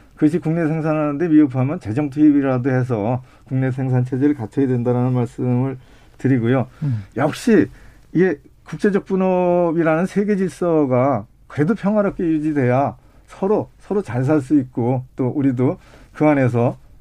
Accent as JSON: {"language": "Korean", "region": "Gyeonggi Province", "country": "South Korea", "tie": "born or raised there", "said": "제가 이제 전방에서 태어나서 전방에서 살고 있어요."}